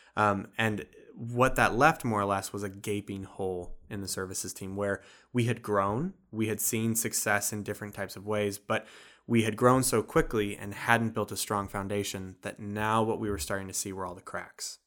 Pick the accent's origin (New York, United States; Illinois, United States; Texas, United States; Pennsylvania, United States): Illinois, United States; moved away as an adult; now in Wisconsin, United States; I'm originally from Illinois and came up to go to Carthage College.